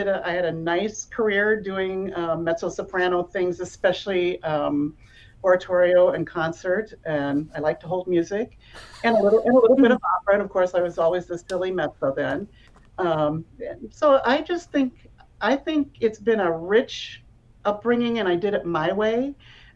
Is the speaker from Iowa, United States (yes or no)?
yes; Iowa, United States; I grew up in Iowa